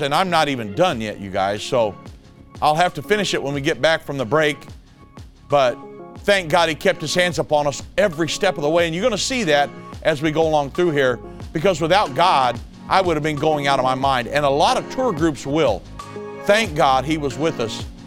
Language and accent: English; United States; I was born and raised in the United States